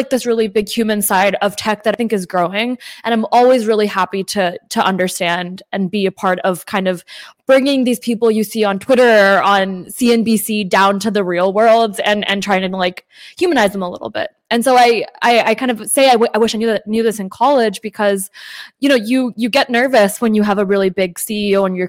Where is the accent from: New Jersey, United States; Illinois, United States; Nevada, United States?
New Jersey, United States; first language English; I was born in New Jersey, and I think that obviously English is my first language